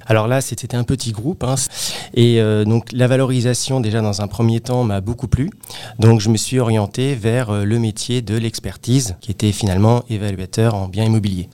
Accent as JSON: {"language": "French", "town": "Créteil", "region": "Île-de-France", "country": "France", "said": "Alors moi je suis originaire euh, de la région parisienne, plus précisément euh, de la ville de Créteil"}